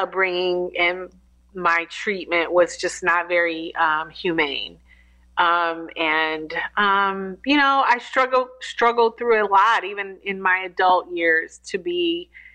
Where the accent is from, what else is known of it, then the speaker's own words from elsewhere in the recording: Detroit, Michigan, United States; now in Atlanta, United States; I'm a Detroit native, born and raised in Detroit